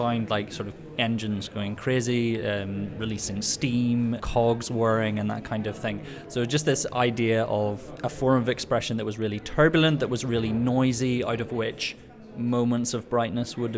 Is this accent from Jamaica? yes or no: no; Belfast, Northern Ireland, United Kingdom; I'm a composer from Belfast in Northern Ireland.